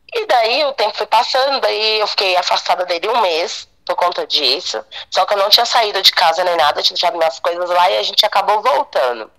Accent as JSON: {"language": "Portuguese", "region": "Bahia", "country": "Brazil", "moved": "yes", "said": "eu sou baiana"}